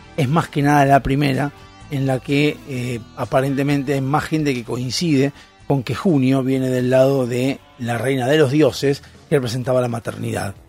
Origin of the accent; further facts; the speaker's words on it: Argentina; lo que tenemos que entender como argentinos